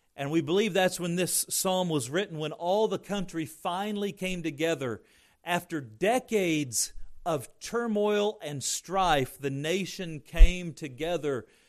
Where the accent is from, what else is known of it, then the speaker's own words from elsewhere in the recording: Indiana, United States; growing up in Indiana